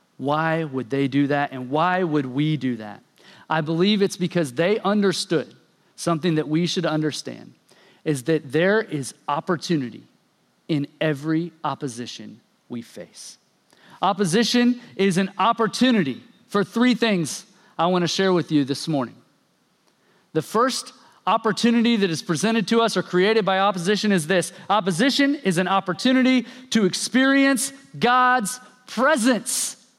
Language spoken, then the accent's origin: English; Oklahoma, United States; I grew up in Oklahoma, and I want to take you back to middle school when I was in eighth grade.